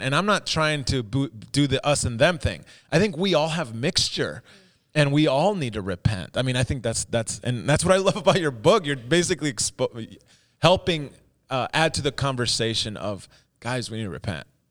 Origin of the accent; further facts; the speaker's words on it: United States; our experience as an, as an American